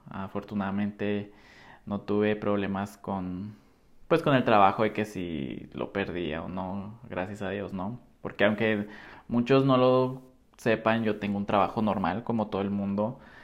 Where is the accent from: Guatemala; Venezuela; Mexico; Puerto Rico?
Mexico; Nogales, Sonora; moved away as an adult; also born or lived in Guadalajara; soy de Nogales, Sonora